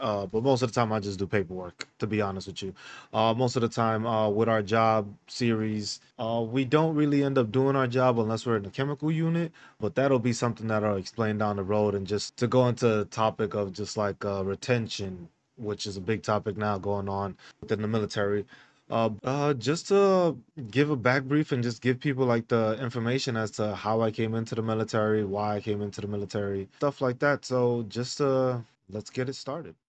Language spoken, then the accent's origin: English; New York City, New York, United States; moved away as an adult; also born or lived in San Diego / Hawaii / Fort Riley, Kansas; now in Grafenwöhr, Germany; I was born and raised in New York City.